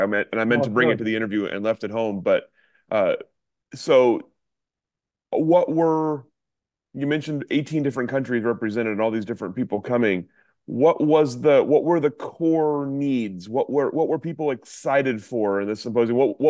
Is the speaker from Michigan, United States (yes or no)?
no; Eugene, Oregon, United States; born and raised in Eugene, so I'm an Oregonian through and through.